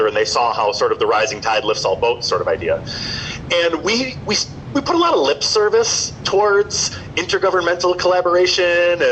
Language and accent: English; Slinger, Wisconsin, United States; moved away as an adult; now in Northeast Wisconsin, United States; I grew up in Slinger about an hour south of here